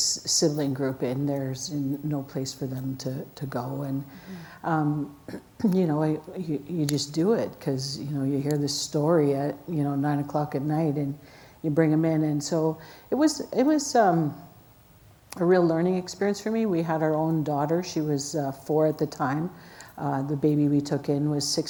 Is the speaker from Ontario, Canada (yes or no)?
no; Alexander First Nation, Alberta, Canada; I grew up in the Alexander First Nation